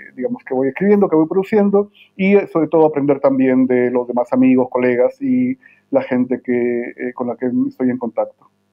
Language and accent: Spanish; Lima, Peru; moved away as an adult; also born or lived in California / Connecticut / Ithaca, New York; now in Santiago, Chile; yo soy eh, peruano de nacimiento en Lima, mis padres son migrantes de Ancash eh, y viví por mucho tiempo en, Lima, hice el pregrado y estudié ahí también